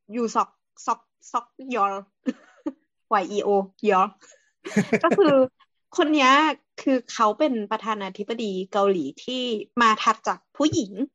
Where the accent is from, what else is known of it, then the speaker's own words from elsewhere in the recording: Thailand; เรามาจากไทย